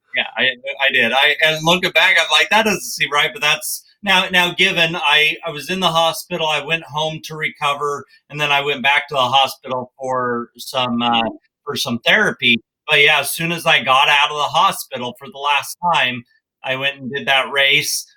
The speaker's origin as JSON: {"language": "English", "region": "Wyoming", "country": "United States", "tie": "born or raised there", "said": "I grew up in Wyoming"}